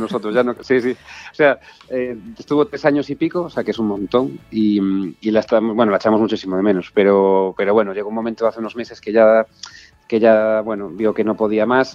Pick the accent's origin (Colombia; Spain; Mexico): Spain; Galicia; moved away as an adult; also born or lived in Buenos Aires, Argentina; mi tierra, que, mi casa